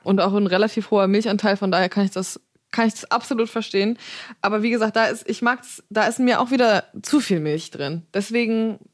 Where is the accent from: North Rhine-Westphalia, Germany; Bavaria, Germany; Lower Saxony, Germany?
Lower Saxony, Germany; Zeven; now in Hamburg, Germany